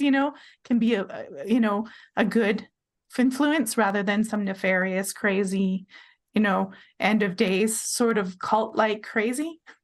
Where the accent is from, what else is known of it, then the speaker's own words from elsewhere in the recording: British Columbia, Canada; moved away as an adult; also born or lived in Vancouver Island, Canada; now in Utah, United States; I'm Canadian. I lived on Vancouver Island.